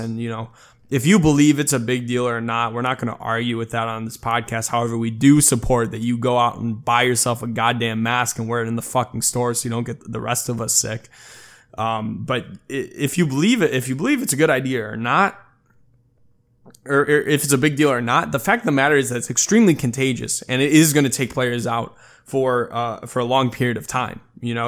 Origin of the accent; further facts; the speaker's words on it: Chicago, Illinois, United States; moved away as an adult; now in Los Angeles, United States; I've pretty much been, you know, born and raised in Chicago and then now obviously living in Los Angeles